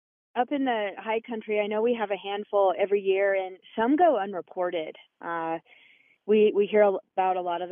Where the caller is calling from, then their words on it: Colorado, United States; I'm up in Summit County.